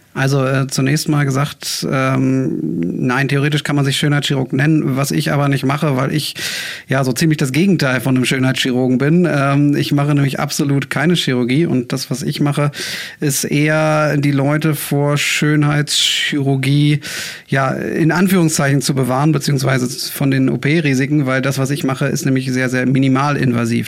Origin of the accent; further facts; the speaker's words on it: Bremen, Germany; also born or lived in Hamburg; ich äh, bin gebürtiger Bremer, bin dann zum Studium nach Hamburg gegangen